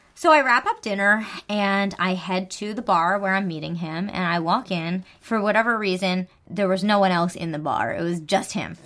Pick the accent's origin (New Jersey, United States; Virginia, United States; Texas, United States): New Jersey, United States